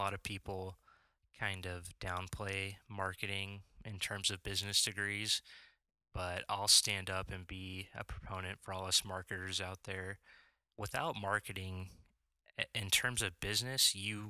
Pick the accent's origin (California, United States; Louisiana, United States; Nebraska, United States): Nebraska, United States; Lincoln; I'm from Lincoln, Nebraska, born and raised here, lived here my whole life